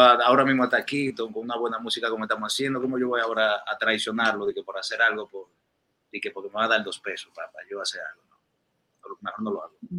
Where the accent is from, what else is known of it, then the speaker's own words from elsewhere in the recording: Dominican Republic; accent: dominicano; moved away as an adult; also born or lived in New York, United States; now in Miami, United States; yo nací y crecí allá en mi país, en República Dominicana